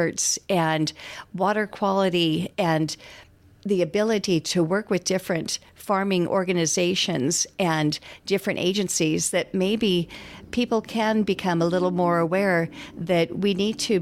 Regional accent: McCook, Nebraska, United States; moved away; I am originally from McCook, left for 45 years, recently came back

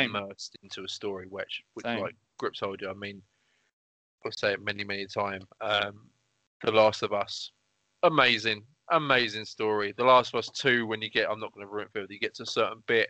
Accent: England, United Kingdom; I'm English. I'm British. Come from England

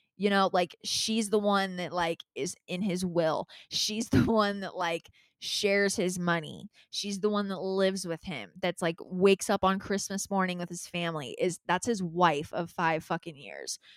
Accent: Calabasas, California, United States; I grew up in Calabasas

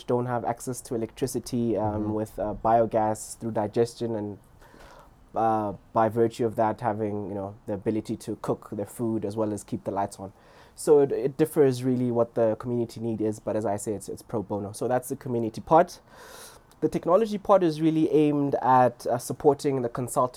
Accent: Lesotho; moved away; also born or lived in Stellenbosch; I grew up in Lesotho and I grew up in a village.

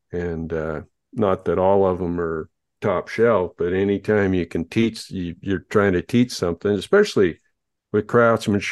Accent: Idaho, United States; right here in my hometown

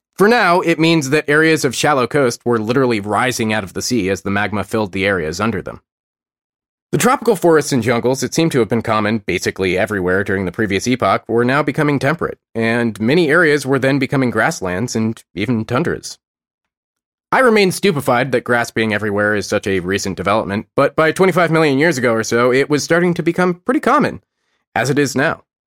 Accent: United States; I'm American

